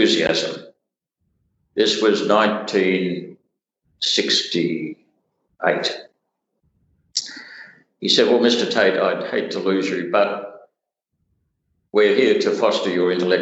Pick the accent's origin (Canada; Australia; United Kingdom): Australia; Hobart, Tasmania; I was brought up in Hobart, which was fairly tribal in the 1950s, 60s.